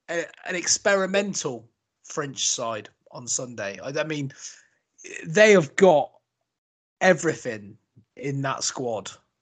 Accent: Australia; as a cricketer, even as an Australian, the guy is absolutely phenomenal.

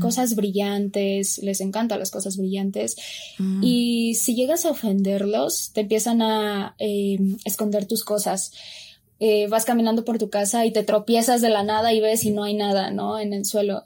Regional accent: Mexico; si yo soy mexicana

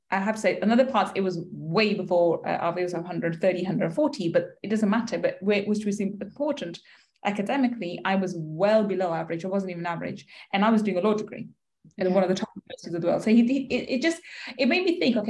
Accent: London, United Kingdom; I grew up in East London

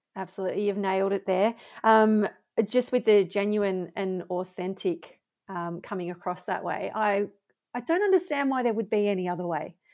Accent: Bendigo, Victoria, Australia; my hometown

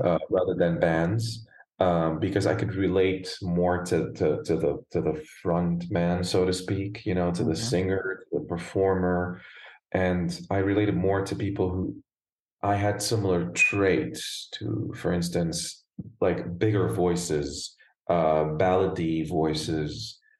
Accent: Beirut, Beirut Governorate, Lebanon; accent: American; moved away as an adult; also born or lived in Germany / Italy; now in United States; So I was born and raised in Lebanon, in Beirut, Lebanon

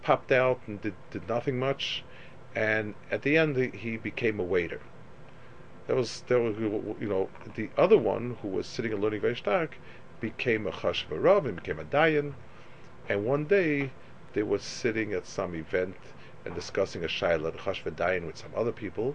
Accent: United States; as an American

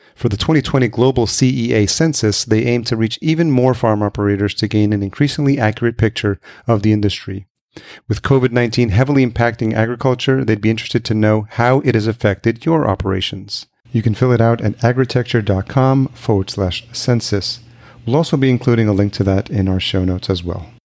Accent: Yonkers, New York, United States; moved away as an adult; also born or lived in Los Angeles, United States; now in Minneapolis, United States; I grew up in Yonkers, New York, just outside uh, Manhattan

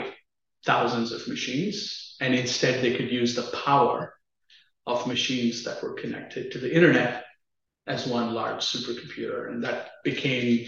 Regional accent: Chennai, Tamil Nadu, India; moved away as an adult; also born or lived in Austin, Texas; I grew up in a city called Chennai in the southern part of India

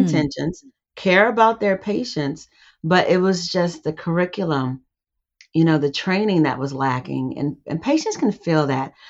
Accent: California, United States; I grew up in California

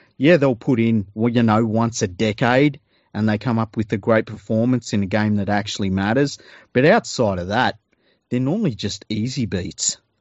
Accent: Australia; as an Australian

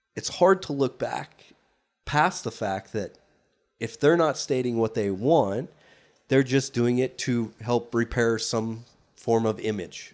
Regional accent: United States; as an American

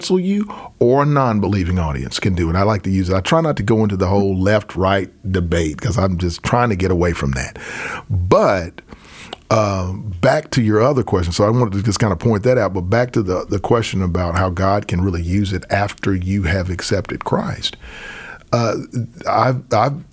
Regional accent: Arkansas, United States; when I was growing up in Arkansas

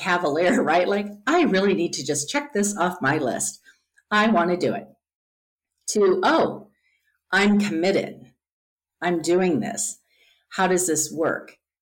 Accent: Midwest, United States; growing up in the Midwest

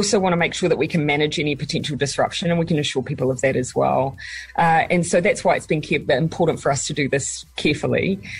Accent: Morrinsville, Waikato, New Zealand; It happens to be my hometown as well, so there you go.

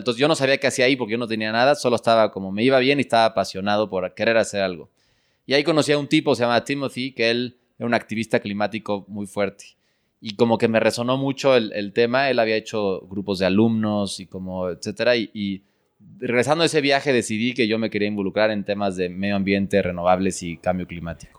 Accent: Mexico City, Mexico; yo, yo crecí en, en la Ciudad de México

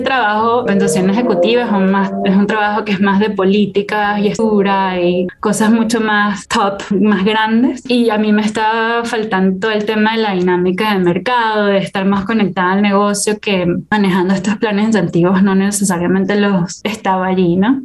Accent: Caracas, Capital District, Venezuela; moved away as an adult; also born or lived in Singapore / United States; yo soy venezolana

